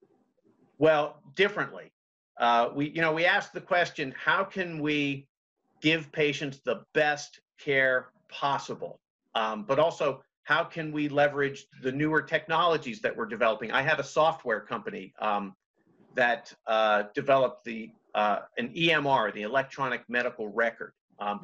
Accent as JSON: {"language": "English", "area": "Montgomery County", "region": "Maryland", "country": "United States", "tie": "born or raised there", "moved": "as an adult", "lives_now": "Berkeley Springs, United States", "said": "I grew up in Montgomery County, Maryland, in the D.C. area, privileged"}